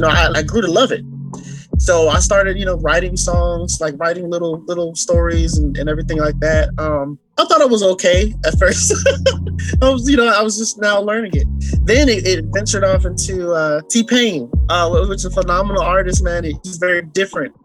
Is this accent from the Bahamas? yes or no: yes; Bahamas; I'm also from the Bahamas. Bahamas is one of those places that, you know, you go and you meet good people. You know, my culture, I don't know what it is, but it could be the water. I don't know. But we are brought up to just love one another.